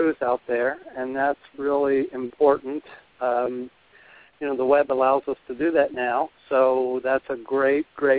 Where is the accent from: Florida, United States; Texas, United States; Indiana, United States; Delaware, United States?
Delaware, United States; moved away; I grew up in the East Coast, and you know, went to actually in Delaware, a big family, youngest of 8 children, and my family was a farming family